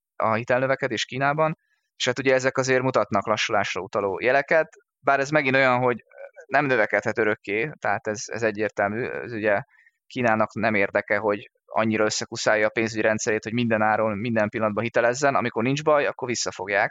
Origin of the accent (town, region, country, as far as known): Hungary